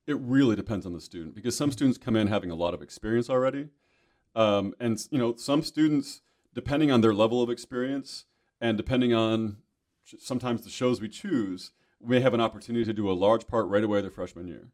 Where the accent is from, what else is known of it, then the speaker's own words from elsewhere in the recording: Michigan, United States; moved away as an adult; also born or lived in California / Arizona; now in Kentucky, United States; I'm from Michigan